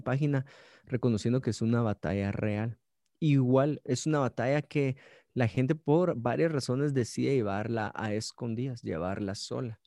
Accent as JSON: {"language": "Spanish", "town": "Guatemala City", "region": "Guatemala Department", "country": "Guatemala", "said": "soy de Guate, ciudad de Guatemala, nací en la ciudad de Guatemala"}